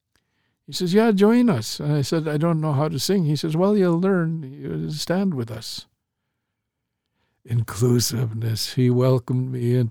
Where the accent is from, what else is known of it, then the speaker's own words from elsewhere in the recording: St'at'imc, British Columbia, Canada; I'm Statliam